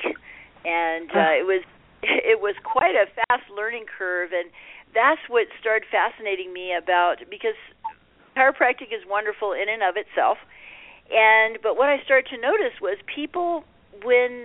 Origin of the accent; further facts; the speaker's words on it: Puerto Rico; moved away; growing up in Puerto Rico